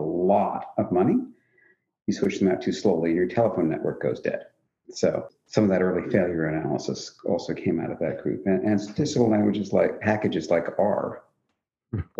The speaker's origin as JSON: {"language": "English", "region": "suburban New Jersey", "country": "United States", "tie": "born or raised there", "said": "I grew up in suburban New Jersey"}